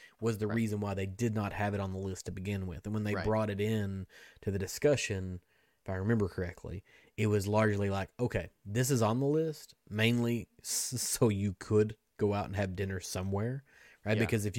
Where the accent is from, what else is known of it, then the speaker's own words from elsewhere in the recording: Kentucky, United States; I'm from Kentucky.